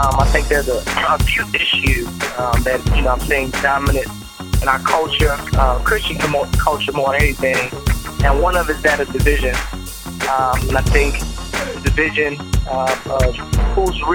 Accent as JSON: {"language": "English", "town": "Dallas", "region": "Texas", "country": "United States", "tie": "born or raised there", "also_born_or_lived": "Memphis, Tennessee", "moved": "yes", "said": "I was born and raised in Dallas, Texas."}